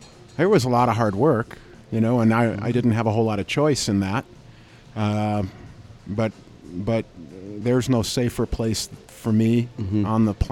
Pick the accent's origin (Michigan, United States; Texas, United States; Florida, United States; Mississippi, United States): Michigan, United States; Sotus; Sotus, Michigan, 425 acres of fruit, vegetables, and grapes.